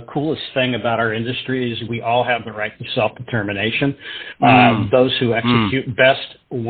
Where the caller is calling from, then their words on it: Davidson, North Carolina, United States; Davidson, North Carolina.